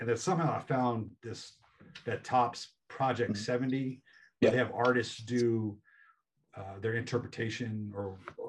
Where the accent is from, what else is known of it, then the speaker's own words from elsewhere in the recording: San Diego, California, United States; I'm from San Diego.